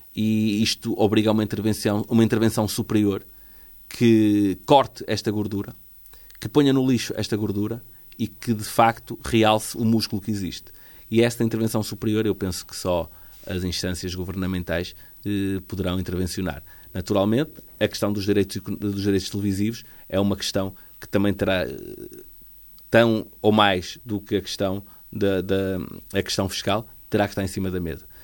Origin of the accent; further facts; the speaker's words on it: Vila Nova de Famalicão, Norte, Portugal; now in Vila do Conde, Portugal; Sou de Joane